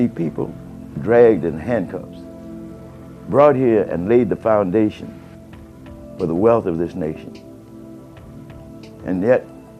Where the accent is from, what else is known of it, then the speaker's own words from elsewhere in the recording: United States; I am an American. I just happen to be African American. I'm an American